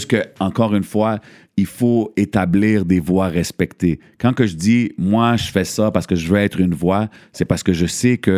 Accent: Lebanon; Comme moi, je suis libanais.

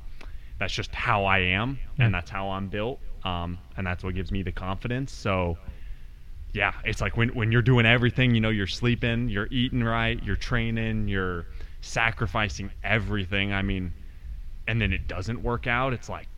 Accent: Colorado Springs, Colorado, United States; now in Florida, United States; Colorado Springs, Colorado.

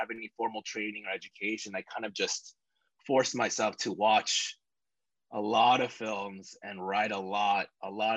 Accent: Chicago, Illinois, United States; moved away; I'm just some guy from Chicago

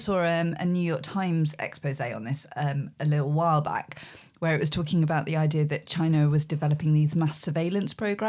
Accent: South West England, United Kingdom; And I grew up in Dorset with a lot of farmers.

